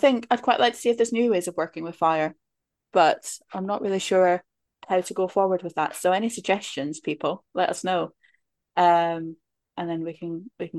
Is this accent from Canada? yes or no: no; Scotland, United Kingdom; the village I grew up in Scotland